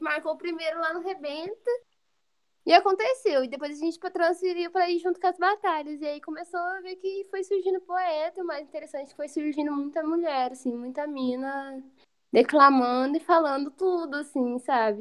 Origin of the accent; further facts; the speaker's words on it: interior of São Paulo, Brazil; moved away as an adult; now in Viçosa, Brazil; Eu sou lá de São Paulo, do interior, moro aqui em Viçosa